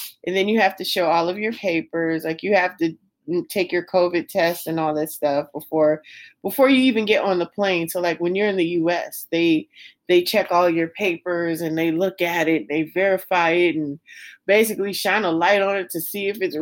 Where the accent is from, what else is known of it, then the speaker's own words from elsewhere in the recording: Las Vegas, Nevada, United States; I'm from Vegas